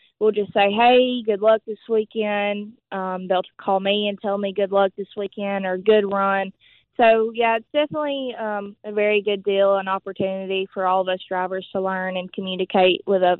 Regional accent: Hueytown, Alabama, United States; accent: Southern; I'm just a small town girl from Hueytown, Alabama, which is home of the Alabama Gang with racing and stuff like that in it.

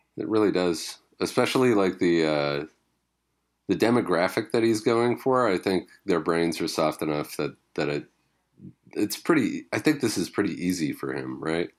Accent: Vancouver Island, British Columbia, Canada; growing up on Vancouver Island

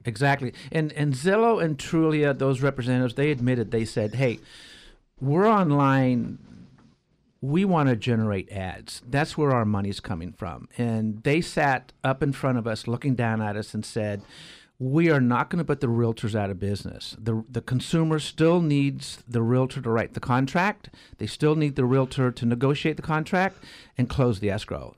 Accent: Arroyo Grande, California, United States; also born or lived in San Jose; I grew up in Arroyo Grande.

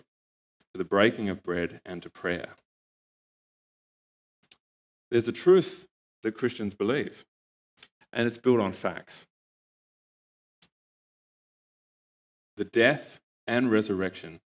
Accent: Australia; moved away; my family and I come from Australia

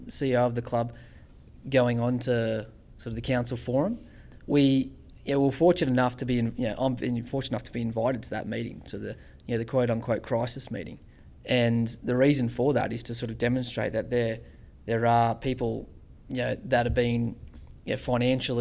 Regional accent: Central Coast, New South Wales, Australia; growing up on the Central Coast

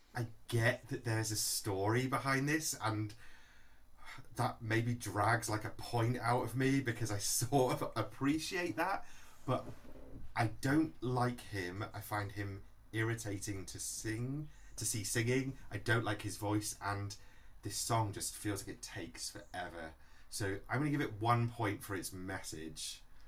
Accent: Manchester, North West England, United Kingdom; born or raised there

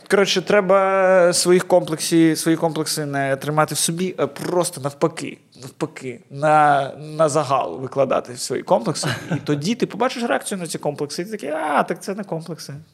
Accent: Chornomorsk, Odesa Oblast, Ukraine

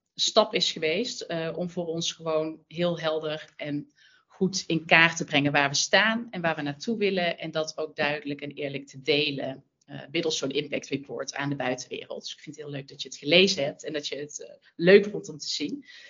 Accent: North Brabant, Netherlands; accent: zachte G; moved away as an adult; now in Amsterdam, Netherlands; Mijn zachte G verraadt het al, een Brabander, maar wel al twintig jaar in Amsterdam

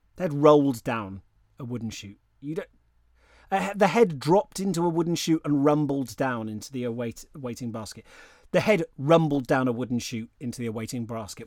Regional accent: United Kingdom; I'm a British person

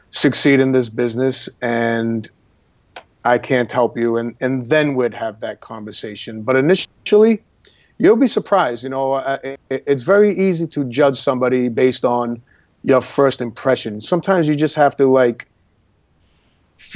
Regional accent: Boston, Massachusetts, United States; moved away as an adult; now in Los Angeles, United States; I am from Boston, Massachusetts, from a neighborhood called the North End of Boston

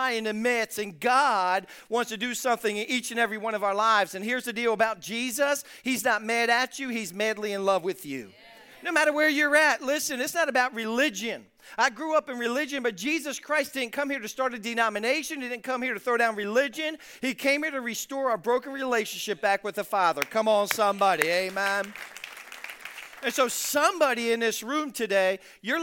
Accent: Philadelphia, Pennsylvania, United States; I'm from South Philadelphia. I mean, not West Philadelphia, where I was born and raised, but I'm from South Philadelphia.

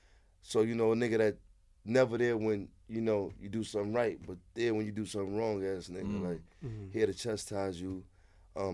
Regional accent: New York City, New York, United States; I'm from Harlem, so, you know, my block, I'm from 112th, well-known money block for generations.

